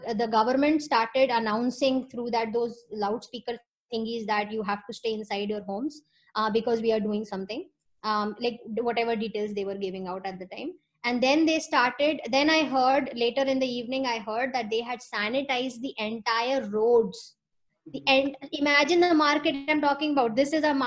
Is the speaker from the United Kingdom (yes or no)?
no; Lucknow, Uttar Pradesh, India; now in New York, United States; I'm from Lucknow